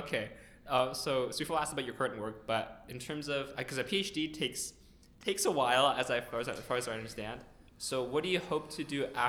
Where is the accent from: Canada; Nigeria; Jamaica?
Canada; my cultural background is Chinese, mm-hmm. but I was born in Canada, so I'm also Canadian.